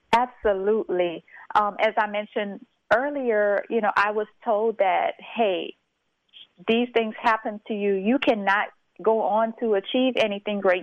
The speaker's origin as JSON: {"language": "English", "town": "St. Martinville", "region": "Louisiana", "country": "United States", "tie": "born or raised there", "said": "I am originally from St. Martinville, Louisiana"}